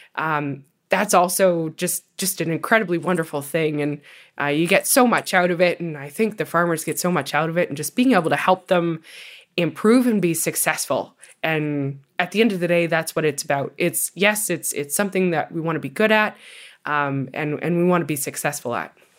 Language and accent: English; Ontario, Canada; my hometown in Ontario